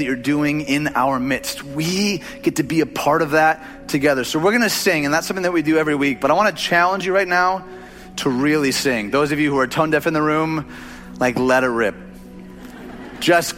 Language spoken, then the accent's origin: English; Detroit, Michigan, United States; moved away; I'm from Detroit.